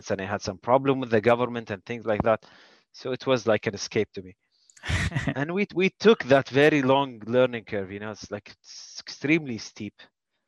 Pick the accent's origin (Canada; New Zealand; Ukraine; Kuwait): Kuwait; I'm from Kuwait